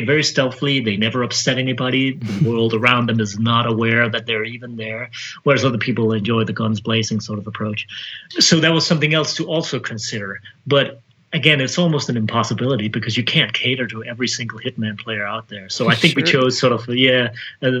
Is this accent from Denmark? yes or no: yes; Denmark; now in United States; I'm from Denmark, I've never worked in Denmark.